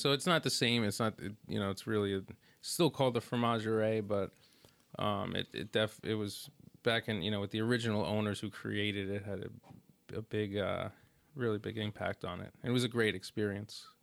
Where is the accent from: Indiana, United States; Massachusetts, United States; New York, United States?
New York, United States; New York City; also born or lived in Brooklyn; we're from Staten Island and, and New York, Brooklyn, my family